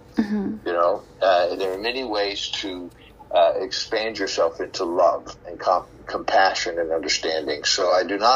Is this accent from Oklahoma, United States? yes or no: yes; Oklahoma, United States; my wife of 25 years is from Iran, and I'm from Oklahoma